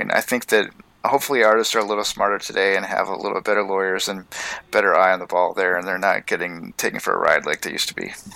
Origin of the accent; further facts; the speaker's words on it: Portland, Oregon, United States; moved away; I grew up in Portland